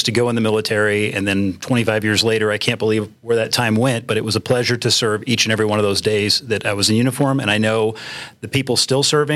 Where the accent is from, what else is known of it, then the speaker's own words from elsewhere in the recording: San Diego, California, United States; moved away as an adult; also born or lived in England; now in Colorado Springs, United States; I grew up in San Diego, although in the rural parts before I went to San Diego State for ROTC and grad school